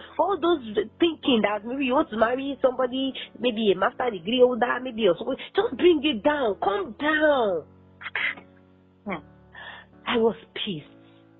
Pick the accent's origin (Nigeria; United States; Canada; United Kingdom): Nigeria; As a Nigerian, you know